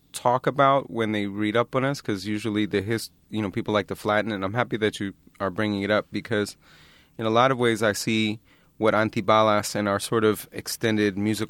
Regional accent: Philadelphia, Pennsylvania, United States; I grew up in Philadelphia.

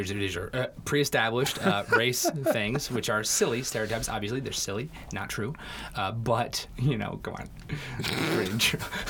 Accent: England, United Kingdom; born there; moved away; I was born in England

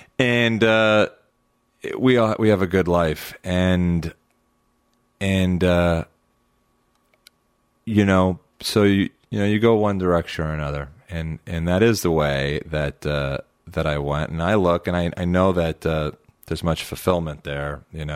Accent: Huntington Beach, California, United States; Like, I grew up in Huntington Beach. I went to Disneyland my whole life growing up

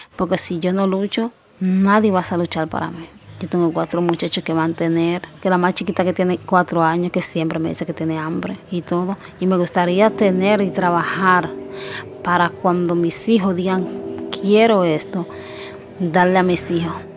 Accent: Yamasa, Monte Plata, Dominican Republic; soy dominicana, porque nací aquí

